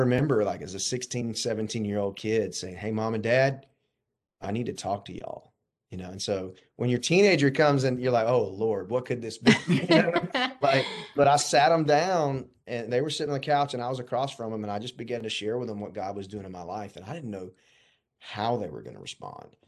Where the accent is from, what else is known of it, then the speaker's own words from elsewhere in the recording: Warner Robins, Georgia, United States; I grew up in Warner Robins